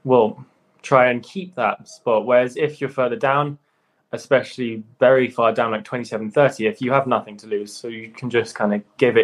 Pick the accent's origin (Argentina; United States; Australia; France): France; the Alps, Auvergne-Rhône-Alpes; I was born in France, so I kind of grew up in the Alps in that environment.